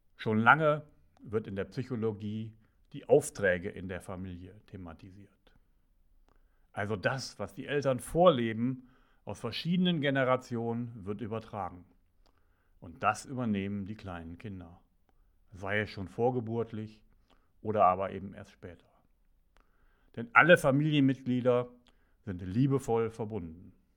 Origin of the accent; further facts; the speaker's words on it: Ruhr area, North Rhine-Westphalia, Germany; Ich bin im Pott aufgewachsen